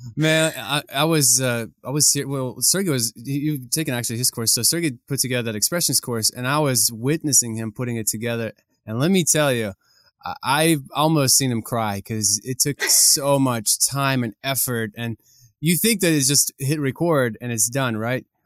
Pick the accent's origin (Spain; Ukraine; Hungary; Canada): Ukraine; moved away; my country, Ukraine